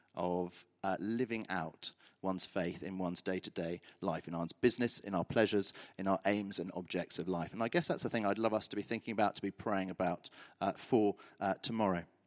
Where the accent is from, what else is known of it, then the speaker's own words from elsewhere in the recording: Brimpton, South East England, United Kingdom; also born or lived in Birmingham; So I grew up in a little village called Brimpton, uh, near here